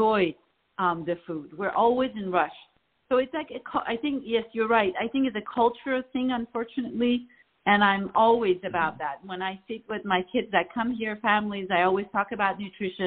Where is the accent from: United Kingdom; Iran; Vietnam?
Iran; now in Los Angeles, United States; I grew up in Iran